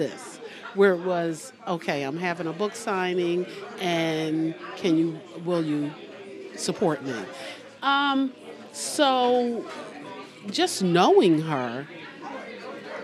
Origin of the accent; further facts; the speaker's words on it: Philadelphia, Pennsylvania, United States; moved away; I'm originally from Philly.